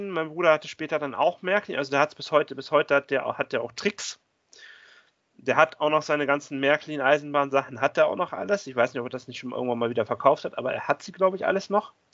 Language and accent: German; Bremen, Germany; born there; und ich komme eigentlich sogar gebürtig aus Bremen.